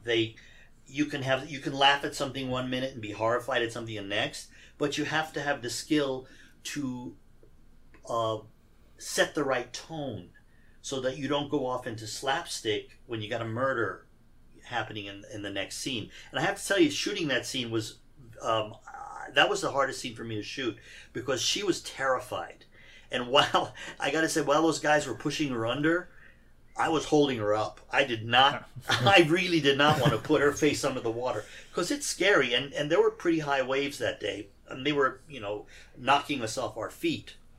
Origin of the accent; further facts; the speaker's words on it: Iran; now in United States; even though I was born here, I grew up in Iran